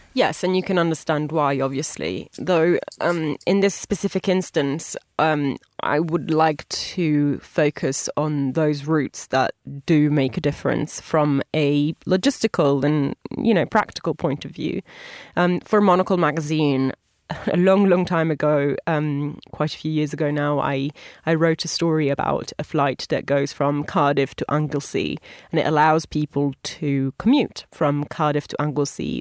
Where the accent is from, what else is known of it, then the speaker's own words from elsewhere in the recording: Italy; my home country of Italy